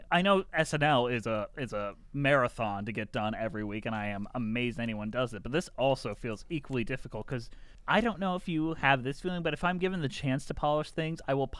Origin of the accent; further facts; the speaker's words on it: Detroit, Michigan, United States; I grew up in Detroit